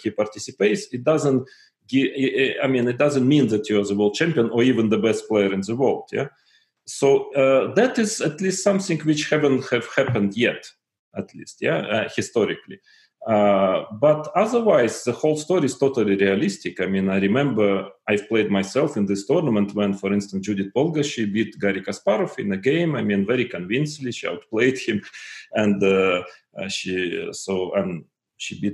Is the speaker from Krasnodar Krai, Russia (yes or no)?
yes; Tuapse, Krasnodar Krai, Russia; I was born in Tuapse, in a Russian provincial town in the south of Russia